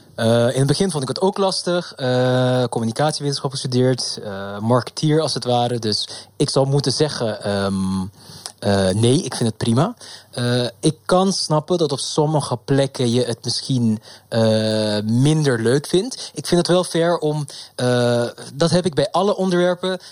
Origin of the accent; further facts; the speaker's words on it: Curaçao; now in Amsterdam, Netherlands; ik kom uit Curaçao oorspronkelijk. En daar hadden we uniform ook nog op de middelbare school